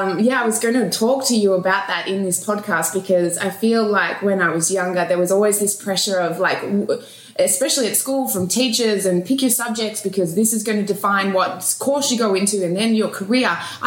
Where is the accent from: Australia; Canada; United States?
Australia; Melbourne, Victoria; I grew up, I was born in Melbourne, Australia, so this is always going to be home.